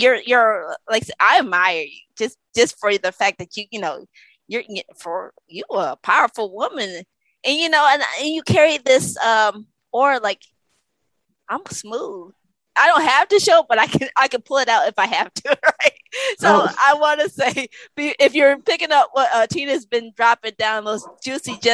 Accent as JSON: {"language": "English", "region": "Connecticut", "country": "United States", "tie": "born or raised there", "said": "I grew up in Connecticut"}